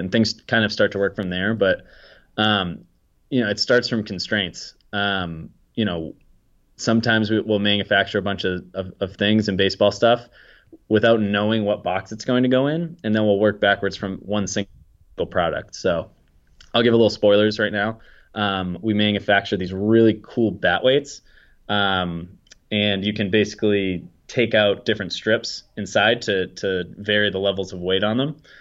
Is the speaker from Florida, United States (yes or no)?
no; Peabody, Massachusetts, United States; also born or lived in Salem, Massachusetts; I'm from Peabody, Massachusetts, about twenty minutes north of Boston. Um, so, yeah, I grew up around here